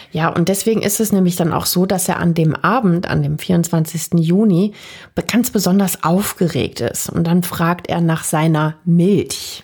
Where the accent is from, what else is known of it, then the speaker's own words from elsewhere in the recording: Germany; bei uns in Deutschland